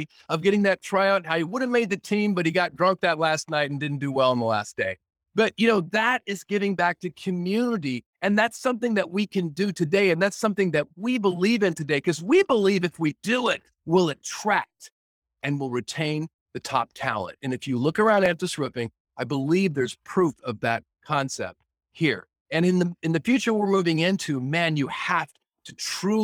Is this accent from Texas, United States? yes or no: no; Oregon, United States; growing up in Oregon, growing up in a timber town